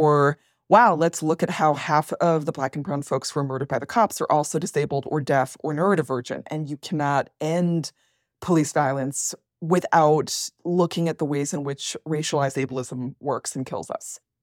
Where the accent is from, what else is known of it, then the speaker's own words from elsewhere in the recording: Worcester, Massachusetts, United States; moved away as an adult; also born or lived in Toronto; I grew up working class, lower middle class in Worcester, Massachusetts